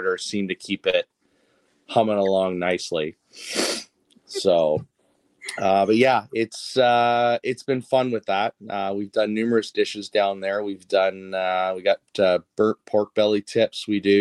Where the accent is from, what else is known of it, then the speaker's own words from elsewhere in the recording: Toronto, Ontario, Canada; I was born and raised in Toronto